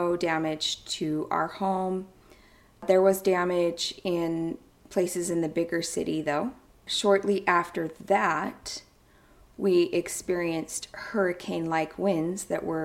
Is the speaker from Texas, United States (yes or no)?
no; near Ogden, Utah, United States; Ogden, Utah, just a stone's throw away from my hometown